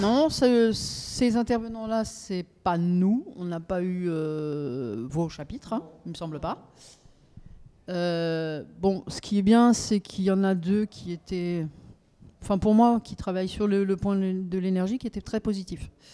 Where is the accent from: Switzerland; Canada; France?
France; Haut-Rhin, Grand Est; je viens du Haut-Rhin